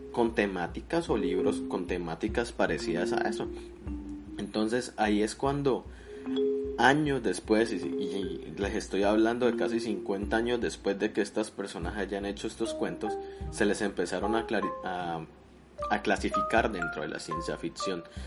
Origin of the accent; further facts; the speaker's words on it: Colombia; now in United States; Yo soy colombiano